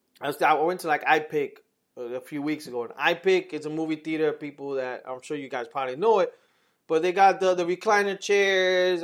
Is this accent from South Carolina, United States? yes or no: no; New York City, New York, United States; growing up in New York